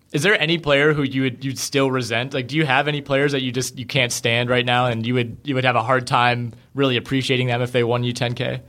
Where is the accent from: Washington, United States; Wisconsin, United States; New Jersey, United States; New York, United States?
Wisconsin, United States; Green Bay; now in Madison, United States; I was born and raised in Green Bay